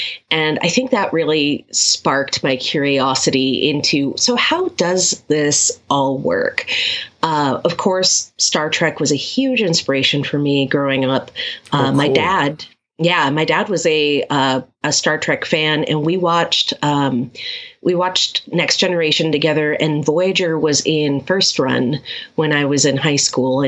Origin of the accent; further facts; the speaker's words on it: Japan; I've always picked up languages very quickly. I grew up in Japan, and I had friends from all over the world. So I speak a smattering of a whole bunch of different languages, but I'm fluent in English and Spanish